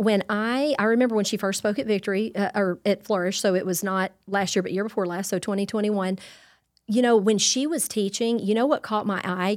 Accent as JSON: {"language": "English", "region": "Louisiana", "country": "United States", "said": "I'm Cajun through and through"}